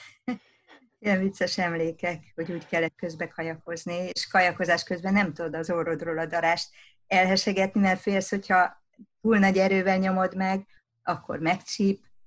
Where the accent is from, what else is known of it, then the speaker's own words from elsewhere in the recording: Szabadszállás, Bács-Kiskun, Hungary; ahol én felnőttem vidéken szabadszálláson